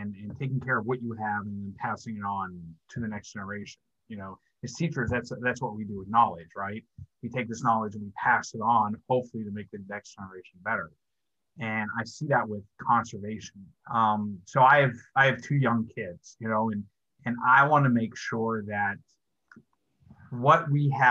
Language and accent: English; Pittsburgh, Pennsylvania, United States; I grew up in Pittsburgh